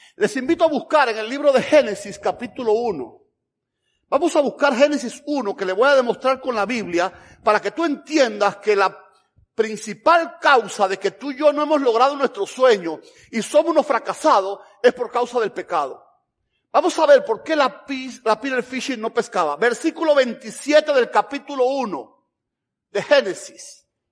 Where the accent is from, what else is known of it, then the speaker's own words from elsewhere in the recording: Camagüey, Cuba; moved away as an adult; also born or lived in Havana, Cuba / Tennessee, United States; now in Georgia, United States; vengo de Camagüey